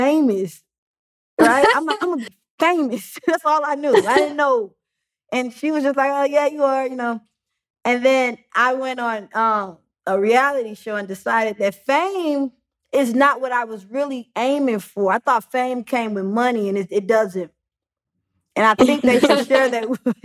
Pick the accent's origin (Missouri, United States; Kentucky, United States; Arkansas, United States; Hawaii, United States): Missouri, United States; St. Louis; moved away as an adult; also born or lived in Chicago / Atlanta; now in Los Angeles, United States; born and raised in St. Louis